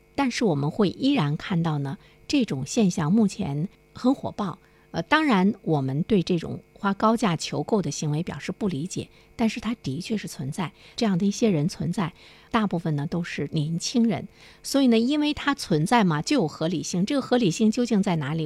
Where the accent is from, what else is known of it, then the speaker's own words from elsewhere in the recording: China; 我们中国人已经很习惯排队了